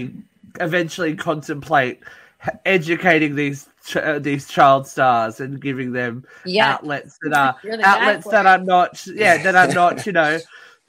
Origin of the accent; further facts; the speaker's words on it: Australia; we're from Australia.